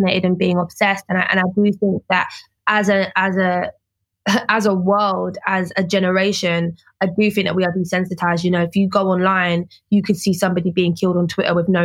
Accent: London, United Kingdom; I am from Peckham

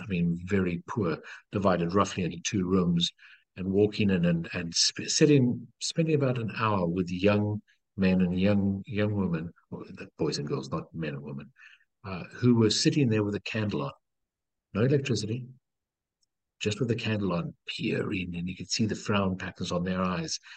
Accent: Cape Town, Western Cape, South Africa; I was born in Cape Town in South Africa

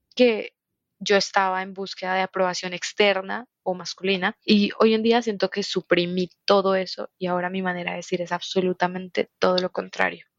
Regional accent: Colombia; Soy de Colombia y tengo 22 años

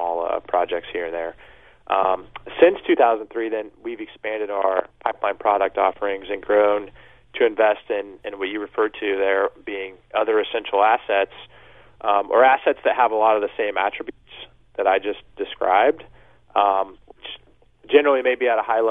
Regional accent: Kansas City, Missouri, United States; moved away as an adult; also born or lived in New York; we're based in Kansas City, which is my hometown

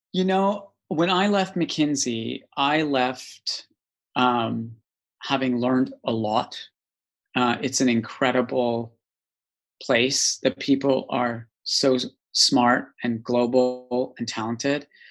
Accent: Calgary, Alberta, Canada; moved away as an adult; also born or lived in East Africa; now in United Kingdom; the Rocky Mountains in Calgary, Alberta, Canada. And I grew up in quite an idyllic, wonderful place.

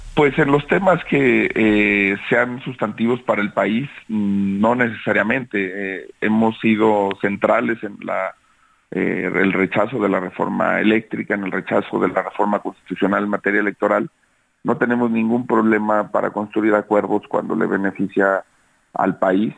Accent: Zacatecas, Mexico; Yo soy, por ejemplo, zacatecano.

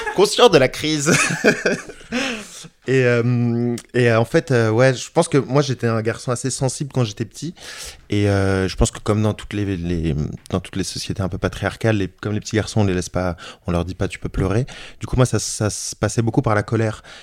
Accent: Issy-les-Moulineaux, Île-de-France, France; j'ai grandi à, à Issy-les-Moulineaux, donc en banlieue parisienne

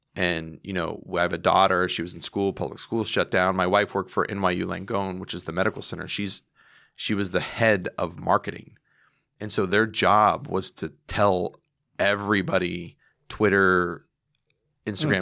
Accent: United States; I'm an American

